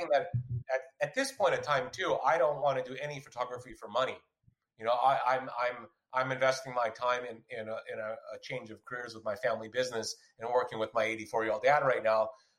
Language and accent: English; United States; me as an American, I would look at it and be like